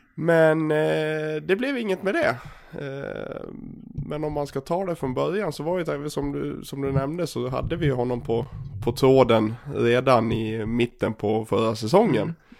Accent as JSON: {"language": "Swedish", "region": "Dalarna County", "country": "Sweden", "also_born_or_lived": "Gagnef", "accent": "dalmål", "moved": "yes", "said": "som ni hör på min dialekt och såklart. Jag har ju fått tillbaka dalmålet här."}